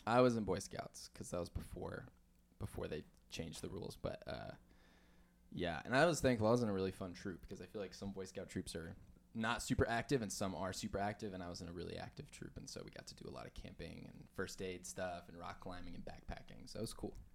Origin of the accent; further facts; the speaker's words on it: Farmington, New Mexico, United States; moved away as an adult; also born or lived in Denver, Colorado / Texas; I was born in Denver, Colorado, and then I still have a lot of family there, but I grew up in Farmington, New Mexico